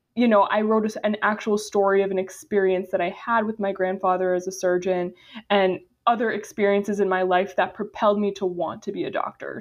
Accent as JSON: {"language": "English", "town": "Boca Raton", "region": "Florida", "country": "United States", "said": "I'm actually originally from Boca Raton, Florida"}